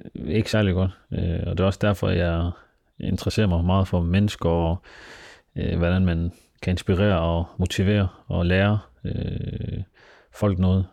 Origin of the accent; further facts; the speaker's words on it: Denmark; jeg er født og opvokset i Danmark